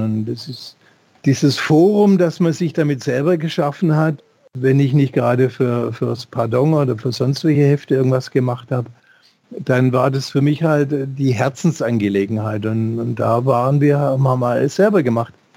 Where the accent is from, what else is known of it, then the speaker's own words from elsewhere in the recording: Swabia, Baden-Württemberg, Germany; in dem kleinen schwäbischen Kaff, wo ich aufgewachsen bin